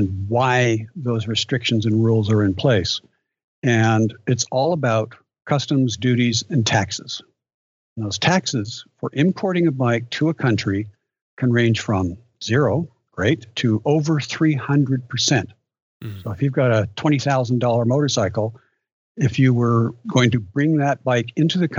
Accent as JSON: {"language": "English", "country": "Canada", "said": "I'm from Canada"}